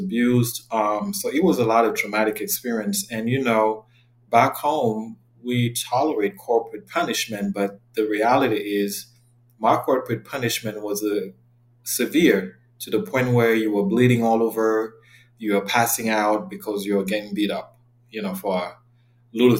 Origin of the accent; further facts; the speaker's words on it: Yaoundé, Centre, Cameroon; moved away as an adult; now in United States; I am originally from Cameroon. I was born and raised in Yaoundé. I lived in Cameroon until the age of 19, and I relocated to the U.S.